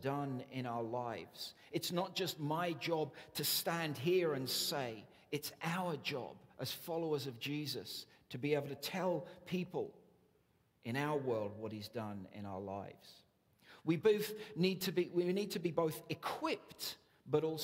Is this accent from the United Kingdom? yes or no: yes; England, United Kingdom; we're English